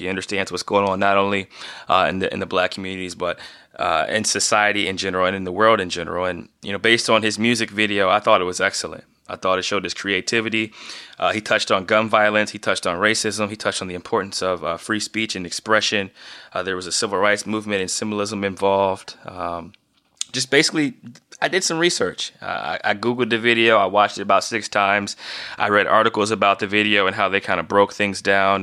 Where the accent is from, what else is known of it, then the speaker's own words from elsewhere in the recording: Northeast Ohio, United States; growing up in Northeast Ohio